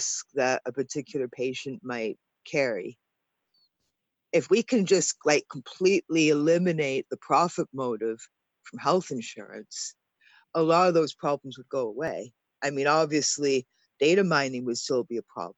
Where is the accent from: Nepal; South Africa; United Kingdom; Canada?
Canada; I'm Canadian